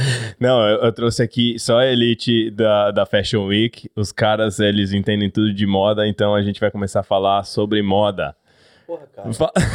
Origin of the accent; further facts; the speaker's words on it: São Paulo, Brazil; moved away as an adult; now in Australia; nascido e criado em São Paulo, Zona Norte.